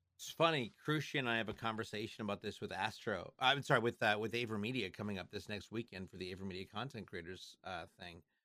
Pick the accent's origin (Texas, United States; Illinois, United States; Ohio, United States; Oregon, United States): Oregon, United States; Portland; Star Labs is filmed in Portland, Oregon. That's my hometown. That's where I live.